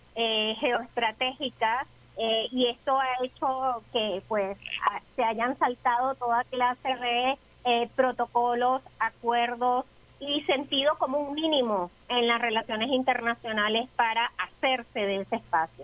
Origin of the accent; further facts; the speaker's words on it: Venezuela; nosotros como venezolanos debemos conocer y reivindicar siempre